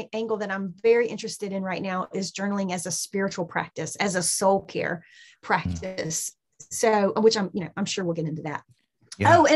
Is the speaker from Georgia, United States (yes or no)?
yes; Southeast Georgia, United States; I am spent most of my life, as you can probably hear in my accent, in Southeast Georgia